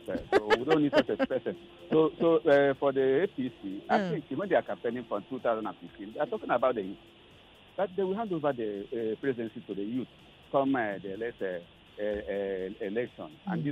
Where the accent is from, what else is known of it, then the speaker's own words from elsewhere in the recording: Abia, Nigeria; I'm from Abia State.